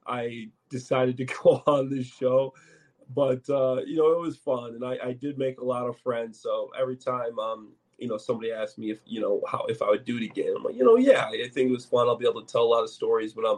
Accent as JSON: {"language": "English", "town": "Chicago", "region": "Illinois", "country": "United States", "said": "being a Chicagoan"}